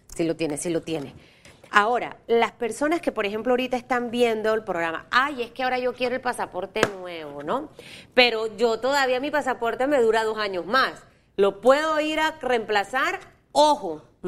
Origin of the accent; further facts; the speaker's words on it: Panama; como panameños